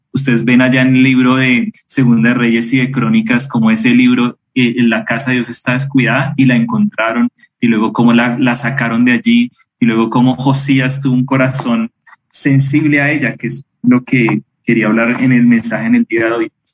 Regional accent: Bogotá, Colombia; moved away as an adult; now in Medellín, Colombia; crecí en Bogotá

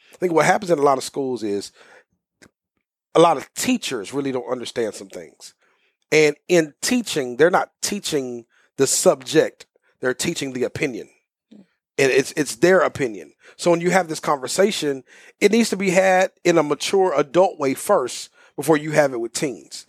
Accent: Houston, Texas, United States; moved away as an adult; also born or lived in Waxahachie, Texas; now in Dallas, United States; I was born and raised in South Houston

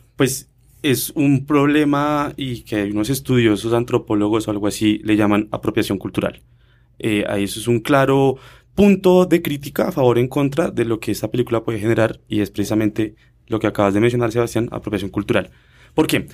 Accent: Colombia; nosotros como colombianos

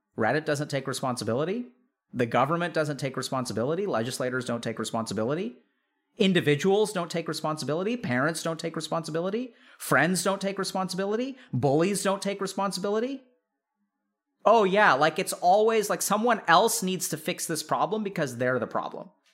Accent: Texas, United States; growing up in Texas

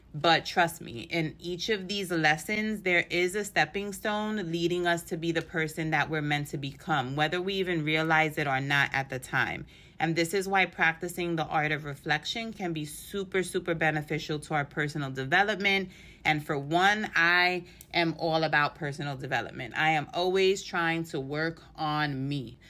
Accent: New York City, New York, United States; I'm from New York City

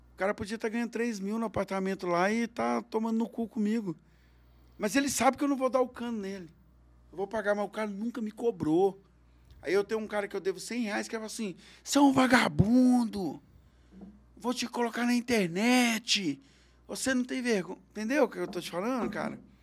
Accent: Belo Horizonte, Minas Gerais, Brazil; moved away as an adult; now in Uberlândia, Brazil; Eu sou de Belo Horizonte.

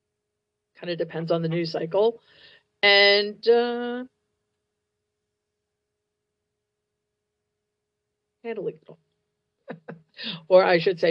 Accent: New York City, New York, United States; my hometown, the Gramercy Theater in New York City

